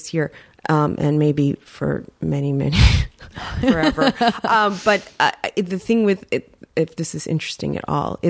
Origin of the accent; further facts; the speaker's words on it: New York City, New York, United States; moved away as an adult; now in Los Angeles, United States; I grew up on the Upper West Side.